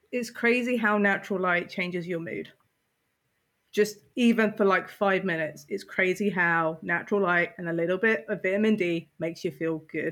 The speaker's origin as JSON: {"language": "English", "country": "United Kingdom", "said": "I'm British"}